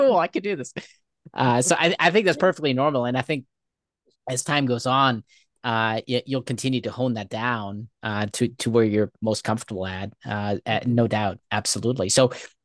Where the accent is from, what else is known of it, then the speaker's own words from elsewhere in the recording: Germany; moved away; I grew up in Germany.